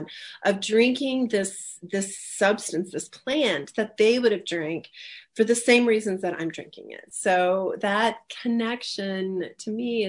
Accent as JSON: {"language": "English", "region": "rural Ohio", "country": "United States", "tie": "born or raised there", "moved": "yes", "lives_now": "Colorado, United States", "said": "where I grew up in Ohio, rural Ohio"}